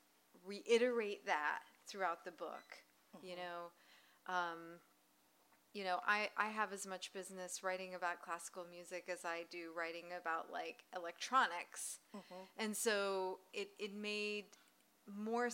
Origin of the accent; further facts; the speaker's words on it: the South, United States; I grew up in the South. I grew up in an immigrant family